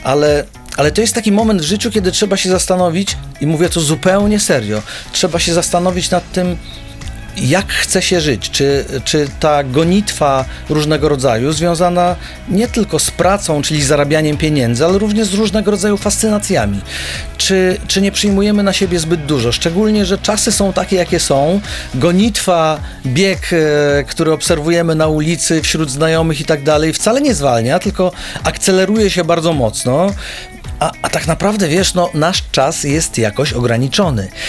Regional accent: Pionki, Masovian Voivodeship, Poland; moved away; also born or lived in Warsaw; pochodzę z małego miasteczka, z Pionek, y, niedaleko Radomia, to jak byłem małym chłopakiem

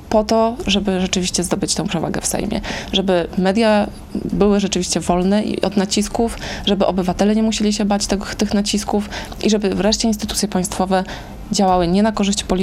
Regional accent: Warsaw, Masovian Voivodeship, Poland; to właśnie Anka Górska z Kaszub i ja z Warszawy.

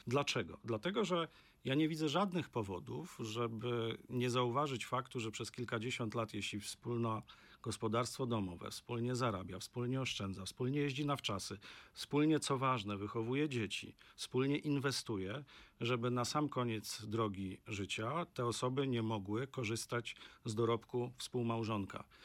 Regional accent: Opole Voivodeship, Poland; ja pochodzę z regionu, który jest taką pigułką w tym negatywnym słowa znaczeniu, jeśli chodzi o demografię. To jest Opolszczyzna

